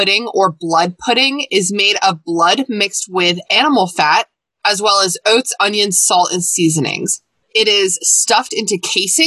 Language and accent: English; Virginia, United States; I'm from Virginia